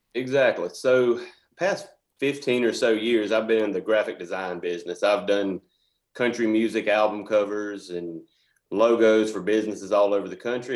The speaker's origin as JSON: {"language": "English", "town": "Reynolds", "region": "Georgia", "country": "United States", "tie": "born or raised there", "said": "I was born and raised in Reynolds, and I lived over on Calhoun Street."}